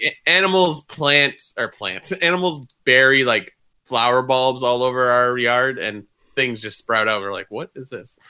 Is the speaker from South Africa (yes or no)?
no; Canada; we're Canadian